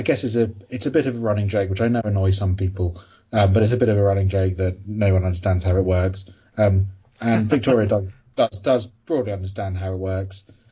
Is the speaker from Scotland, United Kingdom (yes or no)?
no; London, United Kingdom; I am from London.